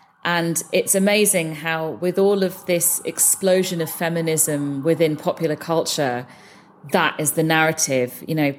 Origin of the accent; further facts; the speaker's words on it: London, United Kingdom; So I was born and brought up in London. My parents were immigrants who came over from India in the 70s.